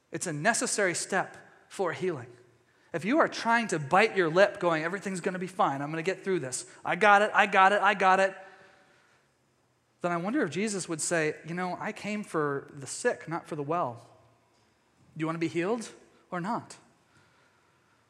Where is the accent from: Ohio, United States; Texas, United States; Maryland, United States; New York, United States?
Texas, United States; East; my home state of Texas or East Texas